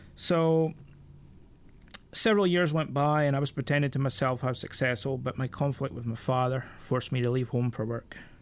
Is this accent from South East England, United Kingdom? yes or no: no; Scotland, United Kingdom; I'm Scottish by birth. Um, I'm forty-one years old, and I mean, come from a fishing village